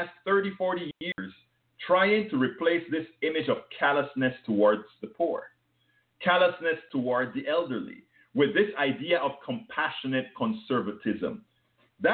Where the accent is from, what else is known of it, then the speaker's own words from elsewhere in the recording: Panama; accent: foreign; now in United States; When I came to the States from Panama